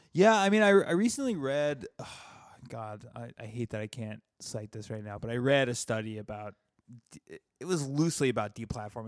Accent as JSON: {"language": "English", "region": "the South", "country": "United States", "tie": "born or raised there", "said": "I was raised in the South"}